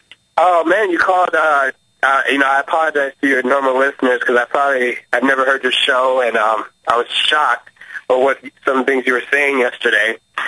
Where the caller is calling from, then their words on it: Minneapolis, Minnesota, United States; I'm calling from Minneapolis.